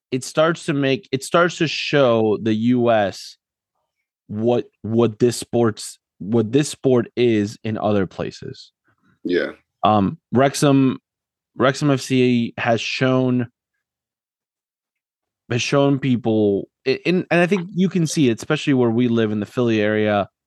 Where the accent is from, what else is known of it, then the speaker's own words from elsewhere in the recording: Argentina; me growing up in Argentina